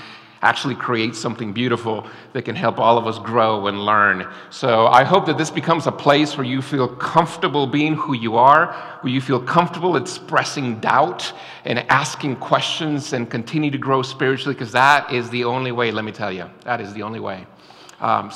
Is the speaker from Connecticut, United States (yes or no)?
no; Florida, United States; moved away; I'm from Florida